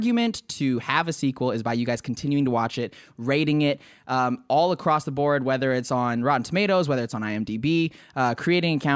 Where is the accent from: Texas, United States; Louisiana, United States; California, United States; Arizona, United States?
Arizona, United States; now in Hawaii, United States; where'd you grow up? And I'm like, Arizona.